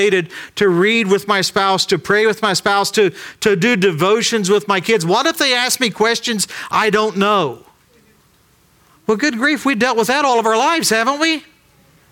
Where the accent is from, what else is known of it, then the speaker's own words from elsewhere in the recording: Ironton, Ohio, United States; we grew up in Ironton, Ohio